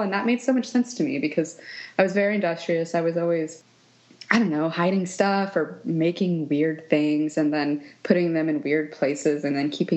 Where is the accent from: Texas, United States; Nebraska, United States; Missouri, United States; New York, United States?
Missouri, United States; Kansas City; also born or lived in Scottsdale, Arizona; I grew up around the Kansas City, Missouri area, and that's where I live now